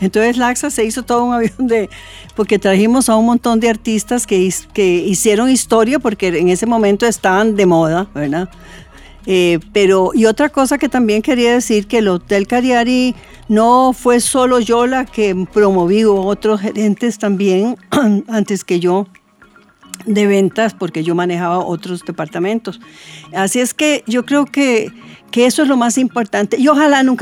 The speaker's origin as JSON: {"language": "Spanish", "country": "Costa Rica", "said": "nosotros como costarricenses"}